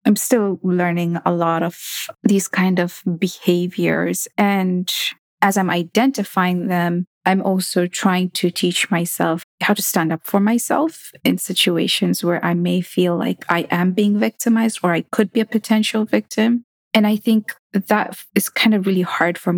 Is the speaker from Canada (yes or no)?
no; Kenya; now in United States; growing up in Kenya